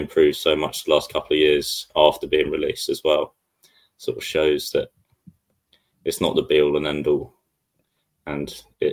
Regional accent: Sussex, South East England, United Kingdom; I'm from Sussex

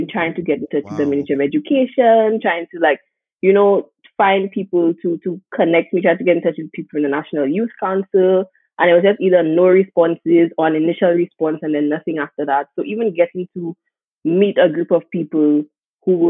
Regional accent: St. Lucia; moved away as an adult; also born or lived in United Kingdom; growing up in the Caribbean

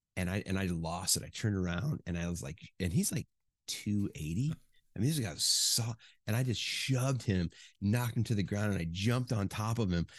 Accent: Chicago, Illinois, United States; moved away as an adult; also born or lived in Ohio / Indiana / Michigan; from fourth grade on, basically I grew up in the suburbs of Chicago.

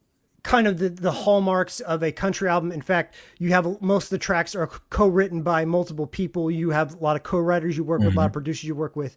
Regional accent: Kansas City, United States; also born or lived in Ozarks; now in Brooklyn, United States; I'm from Kansas City

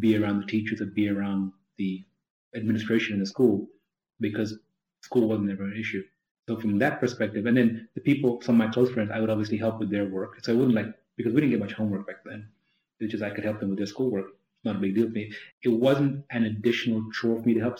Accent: London, United Kingdom; now in United States; I was born in London

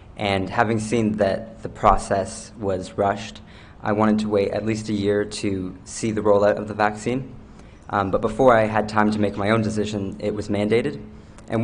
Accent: Baie Verte, New Brunswick, Canada; I'm from Bay Verte, New Brunswick, and I'm a seasonal kitchen worker.

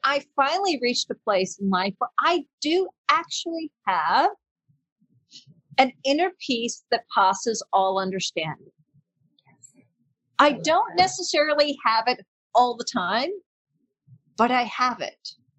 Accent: Panama; accent: American; also born or lived in England / Australia / New Zealand; My dad is from New Zealand and my mom is English. So I've lived mainly in Panama most of my life. I've lived in England, Australia, New Zealand, and I speak English with an American accent.

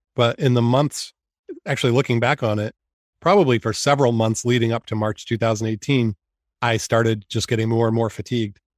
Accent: North Yarmouth, Maine, United States; also born or lived in Cumberland, Maine / Iowa; I am from Maine. I actually grew up in North Yarmouth and Cumberland.

